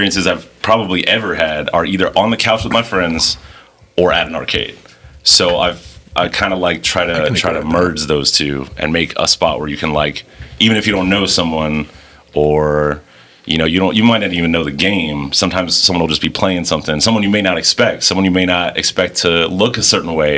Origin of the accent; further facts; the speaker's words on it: Miami, Florida, United States; I'm from Miami